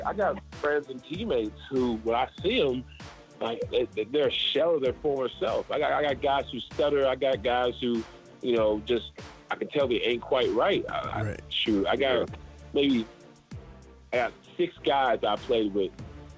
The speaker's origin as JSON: {"language": "English", "town": "Charleston", "country": "United States", "tie": "born or raised there", "moved": "yes", "lives_now": "Atlanta, United States", "said": "I grew up in Charleston. I've been in Atlanta since 07."}